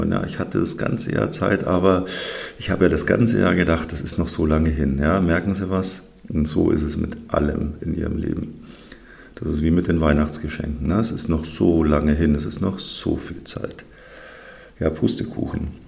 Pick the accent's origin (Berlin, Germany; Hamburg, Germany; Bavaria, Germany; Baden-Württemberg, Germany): Bavaria, Germany; Also was die im Norden so Hitzewelle nennen. Das ist bei uns in Bayern dann eher Frühsommer.